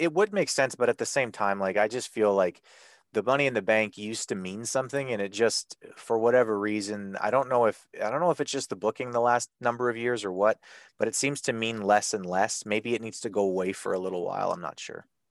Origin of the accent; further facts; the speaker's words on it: Canada; I'm Canadian